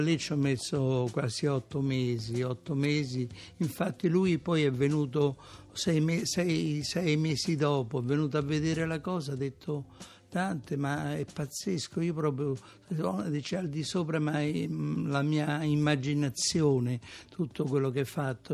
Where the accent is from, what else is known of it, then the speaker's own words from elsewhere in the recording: Macerata, Marche, Italy; moved away; also born or lived in Rome; Io sono nato a Macerata